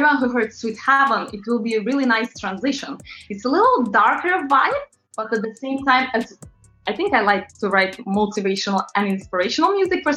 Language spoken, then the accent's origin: English; Latvia; English is a second language; also born or lived in London, United Kingdom; now in New York, United States; I'm originally from Eastern Europe, very, very small country called Latvia.